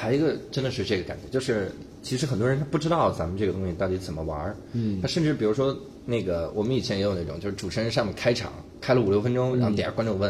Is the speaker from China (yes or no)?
no; Taiwan; 然后我们台湾人呢，啊，这就可以了。